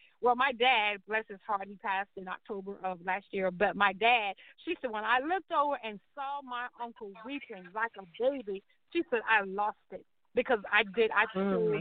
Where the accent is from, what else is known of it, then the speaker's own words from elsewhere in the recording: Charleston, South Carolina, United States; I grew up I'm from Charleston, South Carolina